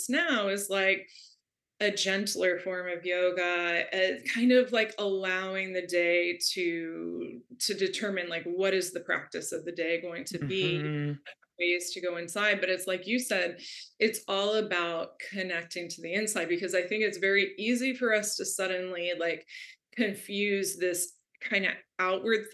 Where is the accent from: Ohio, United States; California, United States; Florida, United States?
Florida, United States; I grew up in Florida in a very conservative Catholic family